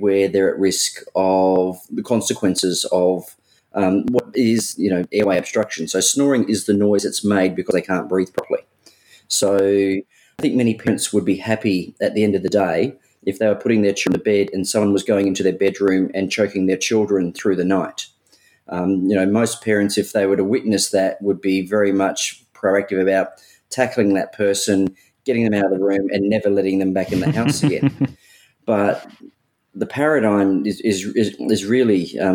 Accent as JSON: {"language": "English", "town": "Adelaide", "region": "South Australia", "country": "Australia", "said": "I'm originally from Adelaide"}